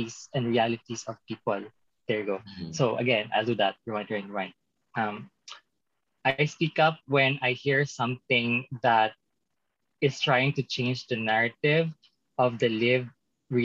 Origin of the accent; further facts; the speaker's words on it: a small city in South Cotabato, Soccsksargen, Philippines; moved away; I came from like a very small city in the south of Cotabato province of the Philippines